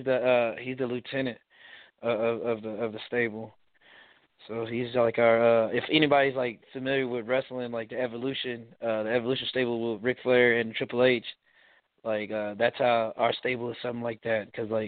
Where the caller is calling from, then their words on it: San Antonio, Texas, United States; I'm calling from San Antonio, Texas.